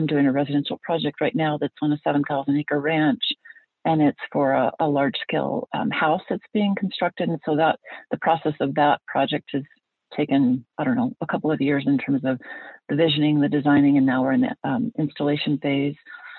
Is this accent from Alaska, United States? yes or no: yes; Alaska, United States; So anyway, I grew up in Alaska.